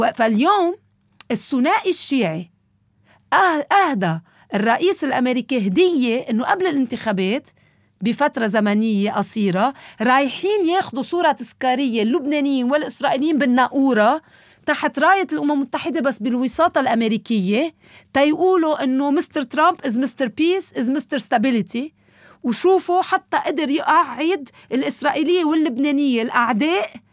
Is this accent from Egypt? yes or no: no; Lebanon; ونحن كلبنانيين